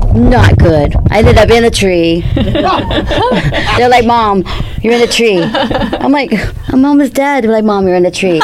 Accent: East Coast, United States; moved away as an adult; now in Santa Barbara, United States; I'm from the East Coast

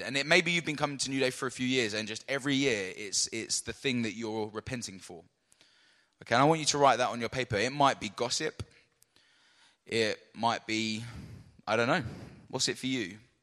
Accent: London, United Kingdom; I was born in London

